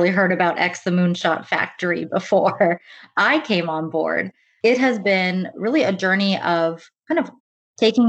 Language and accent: English; United States; growing up as first generation in the US, my parents are Indian and immigrated actually from Tanzania